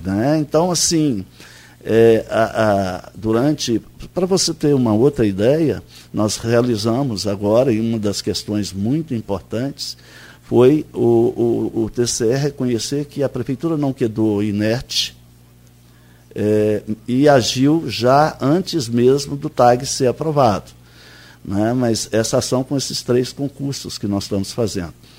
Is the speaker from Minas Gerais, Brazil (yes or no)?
yes; Minas Gerais, Brazil; now in Campos dos Goytacazes, Brazil; como bom mineiro que sou